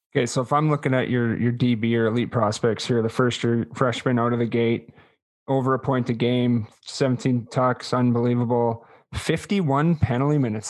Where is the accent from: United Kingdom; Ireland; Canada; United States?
Canada; Winnipeg, Manitoba; I'm from Winnipeg and it's a lot different there